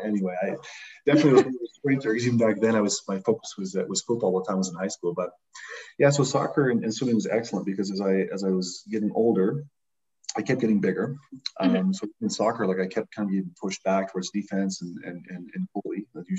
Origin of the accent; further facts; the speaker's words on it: London, Ontario, Canada; Yeah, I think London's been a very interesting city. When you kind of compare it to most across Canada, we seem to have a very strange density of retired athletes that end up being great coaches.